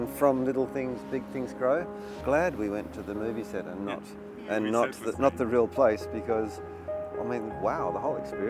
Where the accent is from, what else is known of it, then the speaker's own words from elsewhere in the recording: Australia; moved away as an adult; now in China; I'm an architect from Australia